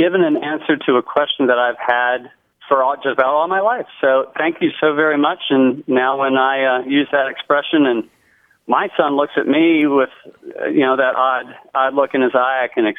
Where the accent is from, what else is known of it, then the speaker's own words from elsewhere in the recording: Lynchburg, Virginia, United States; Lynchburg is right in the heart of Central Virginia, mm-hmm. and my father, who moved here to teach at Sweetbriar College back in the late 50s, he came here from Indiana. And when I was growing up